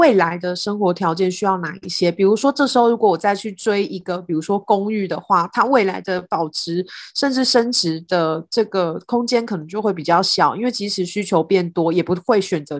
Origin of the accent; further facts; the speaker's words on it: southern Taiwan, Taiwan; 跟我以前小时候，我是南部人，跟我小时候的认知实在是差很多。